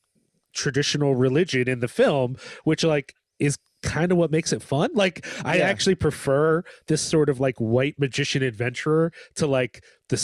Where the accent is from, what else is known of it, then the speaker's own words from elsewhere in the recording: United States; as an American who spent some time around American evangelicals